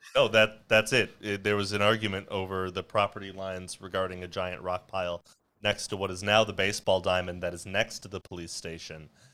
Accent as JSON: {"language": "English", "town": "North Tonawanda", "region": "New York", "country": "United States", "tie": "born or raised there", "moved": "yes", "said": "I'm from, um, a town smack in the middle of Buffalo and Niagara Falls called North Tonawanda"}